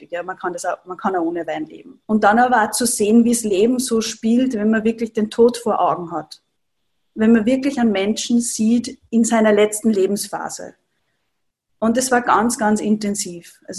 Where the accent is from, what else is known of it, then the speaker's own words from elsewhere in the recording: Upper Austria, Austria; now in Vienna, Austria; Ich komme aus Oberösterreich und habe eine Ayurveda-Praxis im siebten Bezirk in Wien.